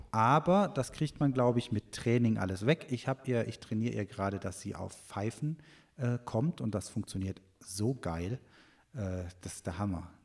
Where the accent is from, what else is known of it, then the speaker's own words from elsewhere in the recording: Germany; bei uns in Deutschland